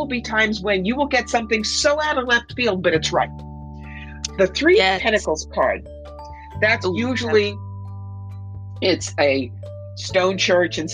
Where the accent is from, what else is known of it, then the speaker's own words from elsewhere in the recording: Camden, New Jersey, United States; when I was 4 years old, growing up in Camden, New Jersey